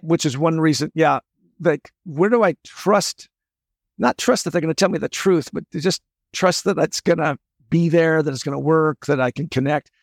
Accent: Olympia, Washington, United States; also born or lived in San Diego; now in San Jose, United States; I'm from Olympia, Washington

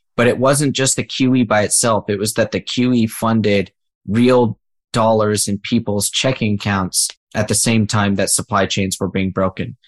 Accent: United States; as an American

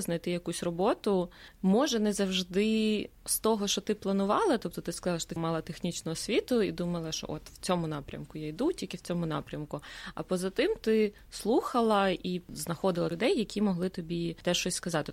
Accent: Ukraine; moved away as an adult; now in Sweden; ми з України

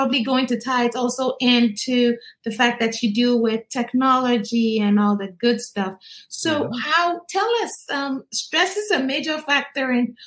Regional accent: Ghana; now in United States; I'm originally from Ghana, West Africa

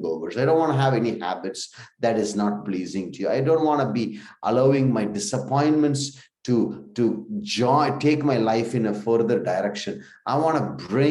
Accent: India; we come from India

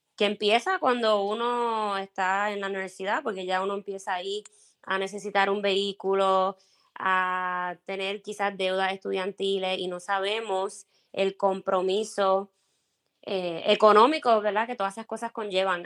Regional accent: Puerto Rico; first language Spanish; moved away as an adult; now in Minnesota, United States; nací y me crié en Puerto Rico y llevo casi seis años eh, viviendo

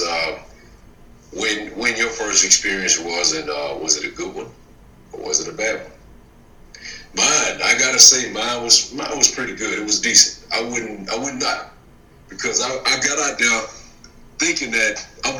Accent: the South, United States; I was born and raised in the South

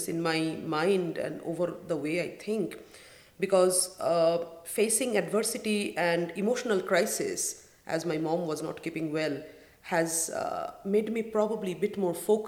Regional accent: Kolkata, West Bengal, India; moved away as an adult; now in United Arab Emirates; I was born in Calcutta

